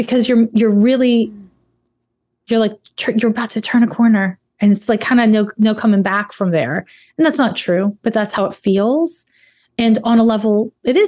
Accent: Canada; I'm Canadian.

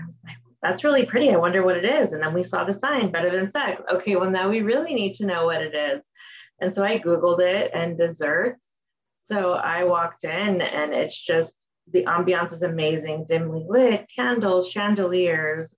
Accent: Los Angeles, California, United States; born and raised in Los Angeles

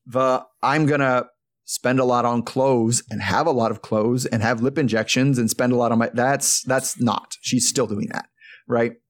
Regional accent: United States; as an American Catholic

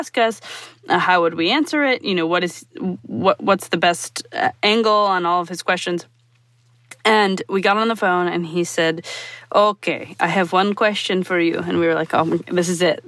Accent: Milwaukee, Wisconsin, United States; I'm from Milwaukee, Wisconsin

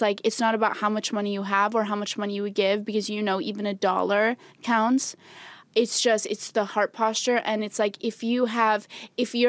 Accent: Albania; I am from Albania.

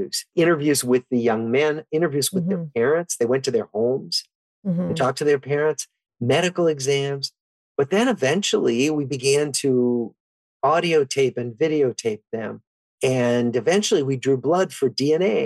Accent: Des Moines, Iowa, United States; my background, I grew up in Des Moines, Iowa

